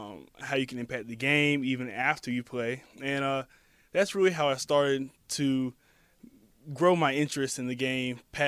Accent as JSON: {"language": "English", "town": "Orlando", "region": "Florida", "country": "United States", "also_born_or_lived": "Atlanta / Jacksonville", "said": "I'm actually from Orlando, Florida. Grew up in Atlanta for 8 years, and then moved to Jacksonville, and then came back to Orlando."}